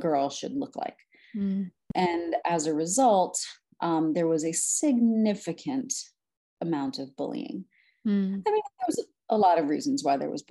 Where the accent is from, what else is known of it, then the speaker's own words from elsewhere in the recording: New York City, New York, United States; also born or lived in Brooklyn, New York; I am originally from Brooklyn, New York, was born there, raised in Staten Island